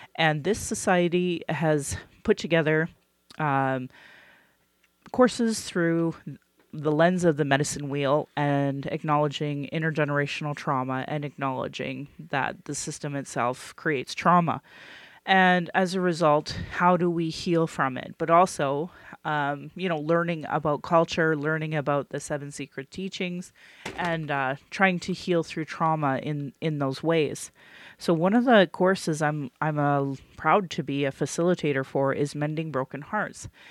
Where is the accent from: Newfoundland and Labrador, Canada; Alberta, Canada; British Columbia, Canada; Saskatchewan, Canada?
Alberta, Canada; Calgary; born or raised there